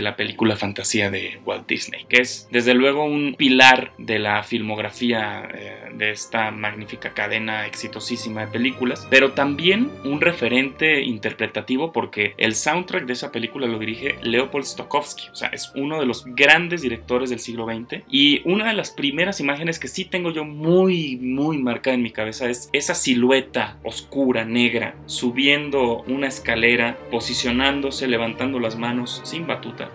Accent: Guanajuato, Mexico; moved away as an adult; also born or lived in Germany; Yo me considero orgullosamente guanajuatense, lo digo siempre a donde voy, represento con mucho orgullo a mi estado

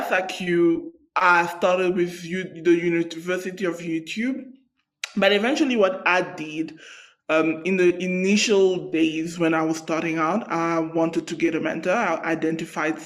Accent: South Africa; I come from South Africa

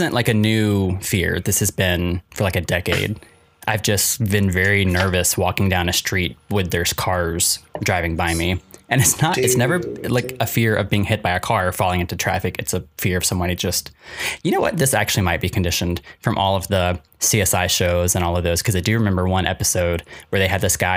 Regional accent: South Carolina, United States; Growing up in South Carolina

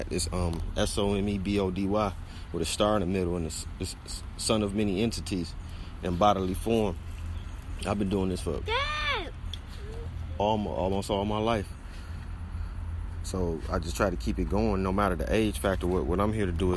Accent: Detroit, Michigan, United States; I'm from Coney Gardens

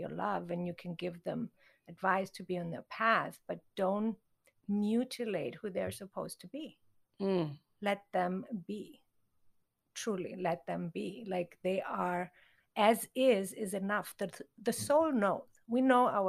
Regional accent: Konstanz, Baden-Württemberg, Germany; moved away as an adult; also born or lived in Thailand; now in Los Angeles, United States; I grew up in Europe

